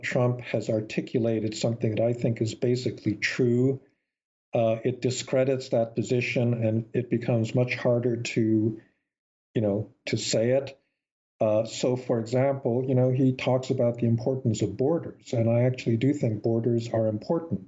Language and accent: English; United States; the kind of America that I grew up admiring